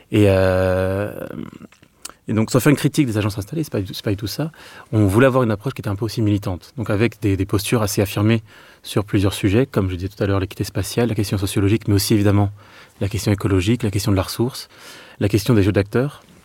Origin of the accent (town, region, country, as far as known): Meaux, Île-de-France, France; born or raised there; moved away; also born or lived in Clermont-Ferrand